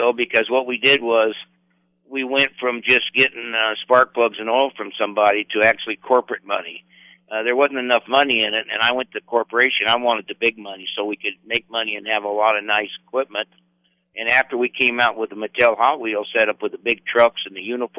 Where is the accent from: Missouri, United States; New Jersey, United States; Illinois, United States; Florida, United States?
Florida, United States; also born or lived in Pensacola, United States / California, United States; I was raised in Florida. I was born in Pensacola.